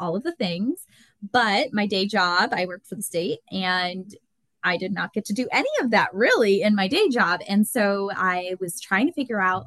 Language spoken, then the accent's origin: English; Concord, New Hampshire, United States; I grew up in Concord, New Hampshire, been here my whole life, never plan on leaving.